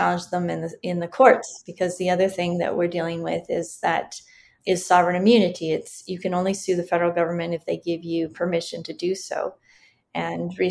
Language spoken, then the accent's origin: English; Mexico; now in United States; I was born in Mexico